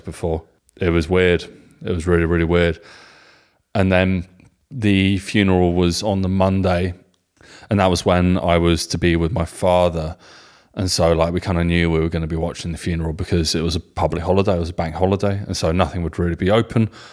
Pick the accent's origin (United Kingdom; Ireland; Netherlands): United Kingdom; England; being English guys with German wives